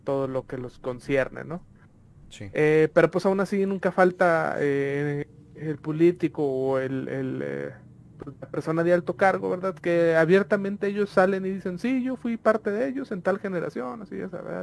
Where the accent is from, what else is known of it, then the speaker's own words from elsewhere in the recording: Mexico; nosotros como mexicanos